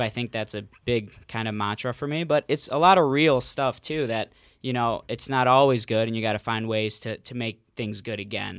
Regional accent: Cleveland, Ohio, United States; also born or lived in Mentor, Ohio / West Virginia; born and raised in Cleveland

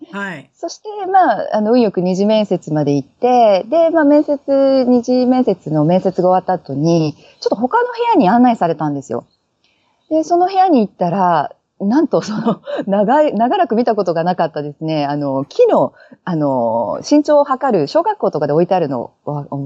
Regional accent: Mie, Japan; now in Australia; 三重県の出身です。あまり周りにいないですけど。

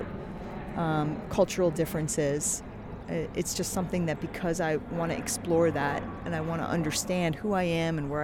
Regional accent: Philadelphia, Pennsylvania, United States; also born or lived in Tehran, Iran / Cherry Hill, New Jersey; now in New York, United States; I grew up in Philadelphia, in Morton, Pennsylvania, and then in Chester, Pennsylvania

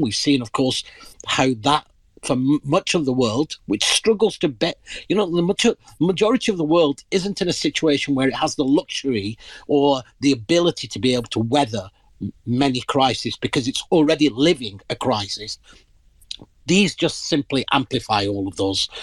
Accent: Pakistan; moved away; I'm originally from the Indian subcontinent. Uh, in my country of origin, Pakistan

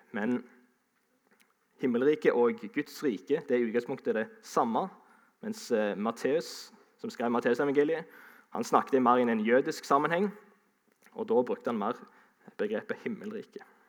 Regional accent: Sandnes, Rogaland, Norway; also born or lived in Ålesund; Jeg eh, er jo fra Sandnes, men jeg er stolt av å kunne si at jeg er egentlig halvt ålesunder.

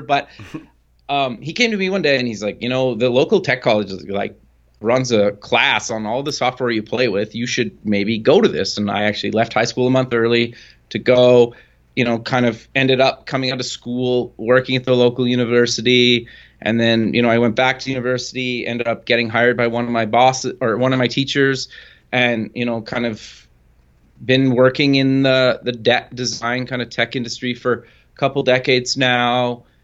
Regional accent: Edmonton, Alberta, Canada; I live actually up in Canada in Edmonton, Alberta, kinda born and raised

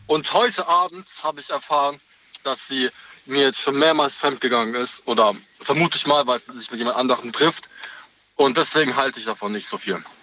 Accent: Karlsruhe, Baden-Württemberg, Germany; komme, aus Karlsruhe

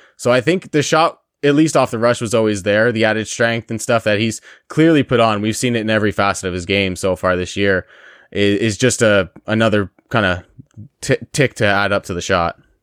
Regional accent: Windsor, Ontario, Canada; accent: Windsor; that beautiful Windsor accent with our beautiful town

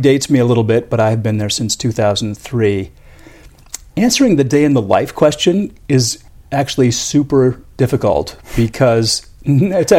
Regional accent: Northfield, Minnesota, United States; Went to Carleton College, which is my hometown

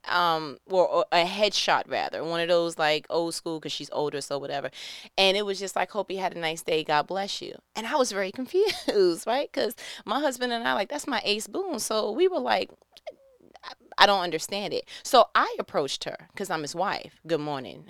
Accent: New York, United States; moved away as an adult; I am from New York

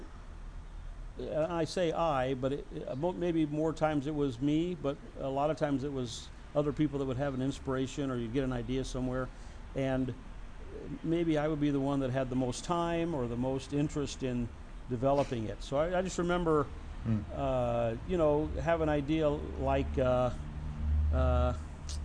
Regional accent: Nebraska, United States; also born or lived in Atlanta, Georgia; now in Oregon, United States; I'm from Nebraska

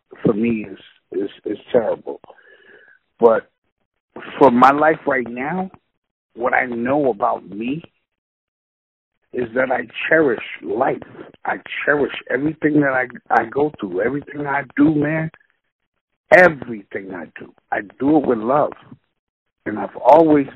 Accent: Boston, Massachusetts, United States; I'm from Roxbury

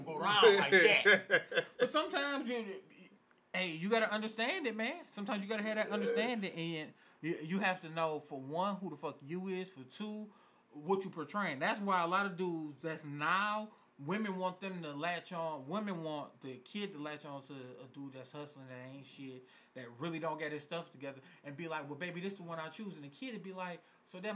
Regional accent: Detroit, Michigan, United States; I'm from Detroit

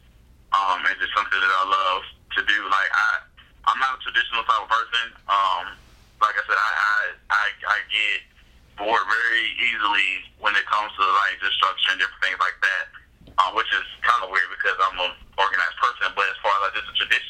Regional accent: Augusta, Georgia, United States; I love Augusta

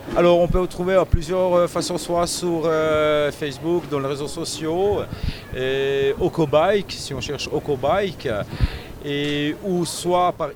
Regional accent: Switzerland; chez nous en Suisse

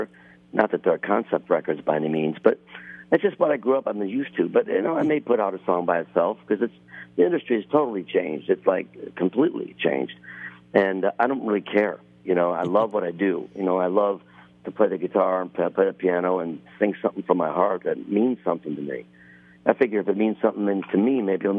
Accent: Buffalo, New York, United States; moved away; I grew up in Buffalo

